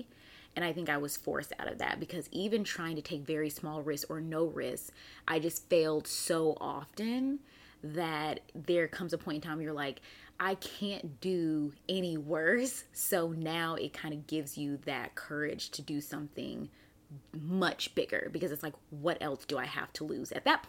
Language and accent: English; Raleigh, North Carolina, United States; also born or lived in Germany; So I was born in Germany. My dad was in the army and I came to the US at 2 years old. And so we lived in Raleigh, North Carolina for several years.